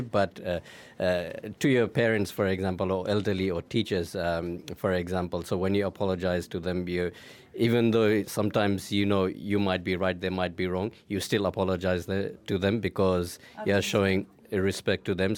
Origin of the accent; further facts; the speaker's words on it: Nepal; I'm from Nepal